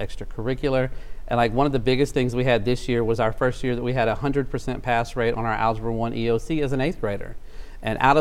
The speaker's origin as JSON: {"language": "English", "region": "South Louisiana", "country": "United States", "also_born_or_lived": "Shreveport-Bossier, Louisiana", "moved": "as an adult", "lives_now": "Shreveport, United States", "said": "I'm originally from South Louisiana. I moved here to go to school"}